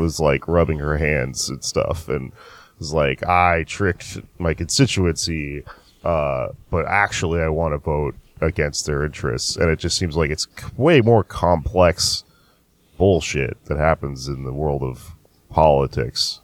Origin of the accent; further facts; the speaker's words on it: Austin, Texas, United States; moved away; It's my hometown. I love going back to Austin